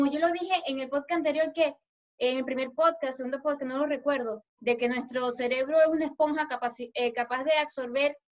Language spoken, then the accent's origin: Spanish; Colombia; Este, yo soy una chica colombiana